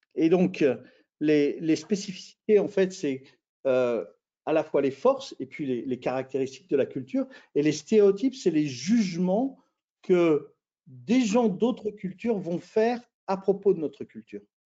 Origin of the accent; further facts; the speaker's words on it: France; moi, bah, je suis français.